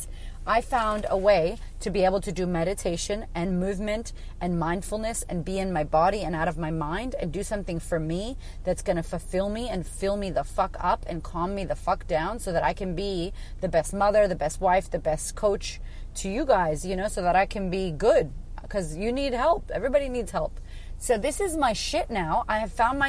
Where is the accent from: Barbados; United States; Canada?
United States; now in Australia; I live in Australia. I'm American.